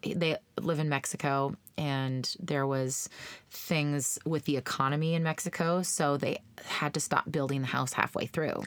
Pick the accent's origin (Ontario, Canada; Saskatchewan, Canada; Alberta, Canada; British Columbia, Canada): Saskatchewan, Canada; Brownlee; moved away; I went to school in Brownlee.